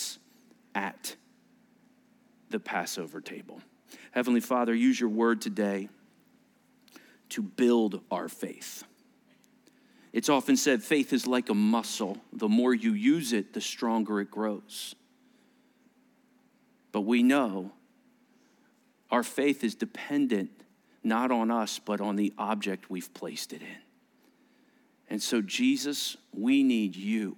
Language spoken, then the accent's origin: English; United States; being an American kid, I didn't really understand some of this Jewish language